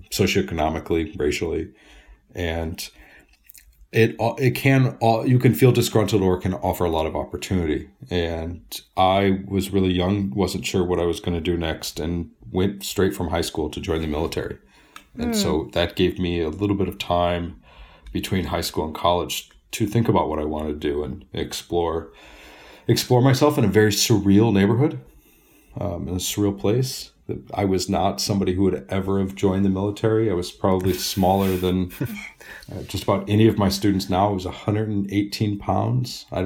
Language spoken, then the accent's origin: English; Detroit, Michigan, United States; I, I, guess if you've been to Astana, uh, you have some sense of what it's like to grow up in Detroit, just the brutal bitterness of the cold and the heat.